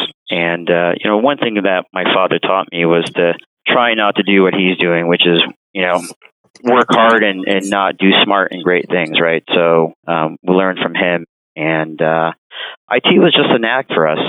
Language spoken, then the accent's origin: English; Chicago, Illinois, United States; also born or lived in San Francisco / Evanston, Illinois; Born in San Francisco, and mom and dad made their way back to the city here when I was about 10 years old. So, you can call me a Chicago native for sure.